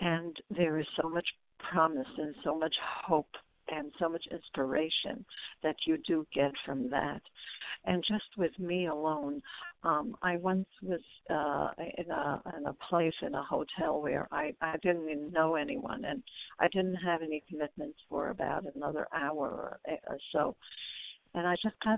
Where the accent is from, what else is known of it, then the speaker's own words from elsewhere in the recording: New York City, New York, United States; I'm from Brooklyn, New York. I grew up in Brooklyn.